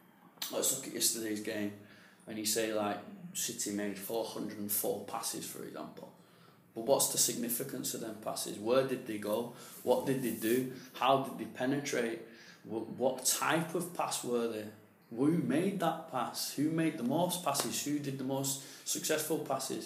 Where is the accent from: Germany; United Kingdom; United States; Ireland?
United Kingdom; England; moved away; also born or lived in Spain; I'm English myself